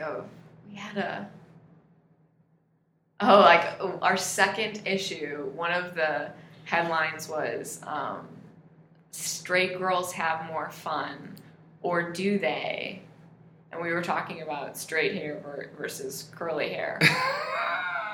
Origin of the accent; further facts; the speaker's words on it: St. Louis, Missouri, United States; I'm from here